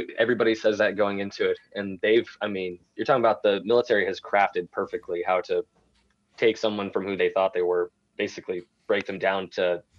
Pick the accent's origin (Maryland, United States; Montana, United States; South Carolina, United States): Montana, United States; moved away as an adult; I was 18 coming from Montana.